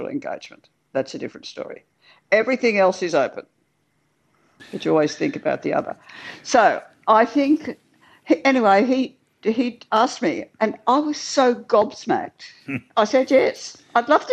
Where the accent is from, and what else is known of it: Australia